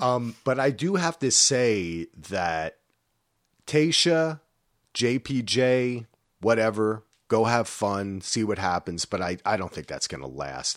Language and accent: English; New Jersey, United States; I'm from New Jersey